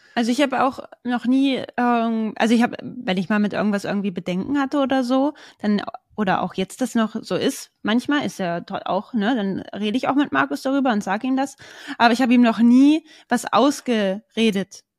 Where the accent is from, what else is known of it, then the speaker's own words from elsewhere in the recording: Braunschweig, Lower Saxony, Germany; bei uns in Braunschweig